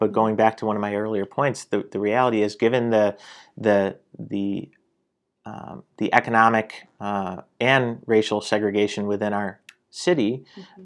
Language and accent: English; Syracuse, New York, United States; I'm born and raised in Syracuse, spent most of my life here